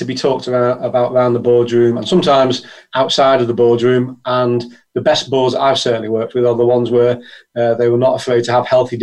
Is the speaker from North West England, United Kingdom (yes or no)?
yes; Liverpool, North West England, United Kingdom; I'm from Liverpool in the UK